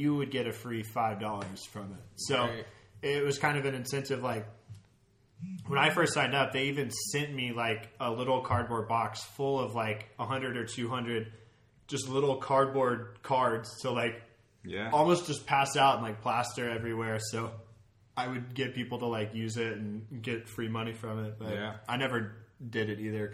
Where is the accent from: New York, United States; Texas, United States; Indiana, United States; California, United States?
Texas, United States; moved away; I'm from Texas, and our, like, big fast food chain we have there is Whataburger